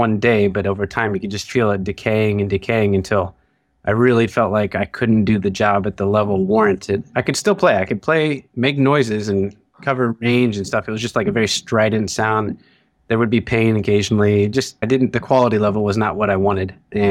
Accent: Ohio, United States; moved away

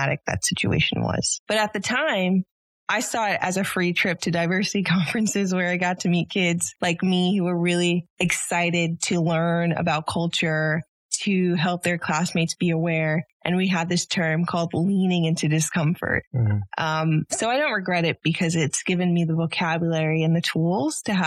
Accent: New York City, New York, United States; I am from Harlem, New York. I was raised by a single parent household

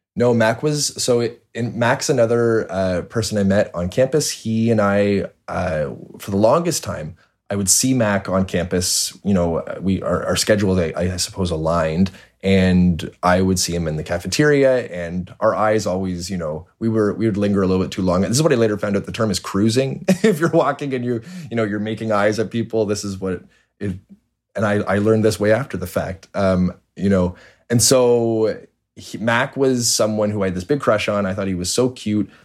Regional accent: Toronto, Ontario, Canada; born and raised in Toronto

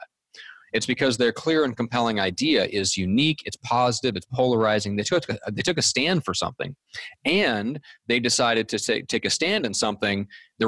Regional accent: Omaha, Nebraska, United States; When I was growing up in Omaha, Nebraska

